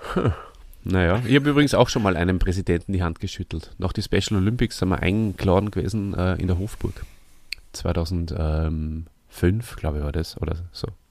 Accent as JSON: {"language": "German", "town": "Hof bei Salzburg", "region": "Salzburg", "country": "Austria", "tie": "born or raised there", "said": "in Hof bei Salzburg, wo ich aufgewachsen bin und lange Zeit gelebt habe"}